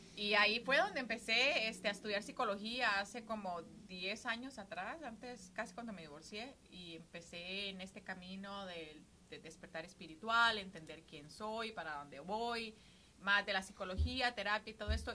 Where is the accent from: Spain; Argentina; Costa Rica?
Costa Rica; moved away as an adult; now in United States; vivo en Estados Unidos hace 22 años, llegué aquí cuando tenía 19 de Costa Rica.